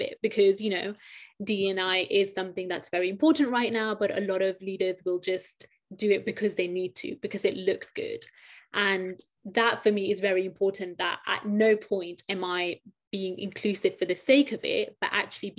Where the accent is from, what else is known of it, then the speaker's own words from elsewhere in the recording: United Kingdom; I'm a British Pakistani woman